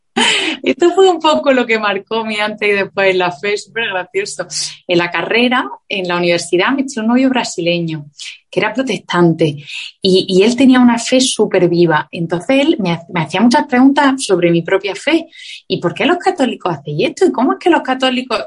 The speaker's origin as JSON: {"language": "Spanish", "town": "Granada", "region": "Andalusia", "country": "Spain", "also_born_or_lived": "Madrid", "moved": "as an adult", "said": "Yo soy del sur de España, de Granada, y me fui a vivir a Madrid a estudiar un máster."}